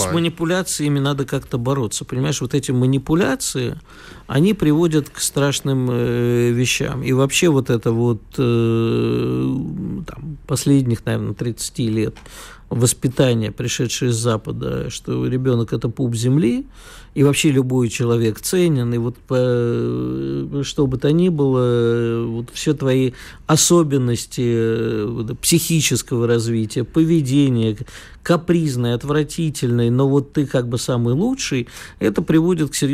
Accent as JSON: {"language": "Russian", "region": "Moscow", "country": "Russia", "tie": "born or raised there", "said": "Москва моя любовь, и как коренной москвич не могу ругать свою родину."}